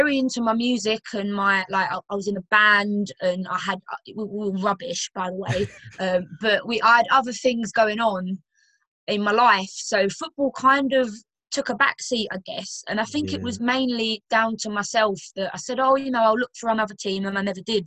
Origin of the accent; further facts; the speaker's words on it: Romford, London, United Kingdom; moved away; also born or lived in Yorkshire; I'm originally from London, like, really humble background from, like, a suburban area of London called Romford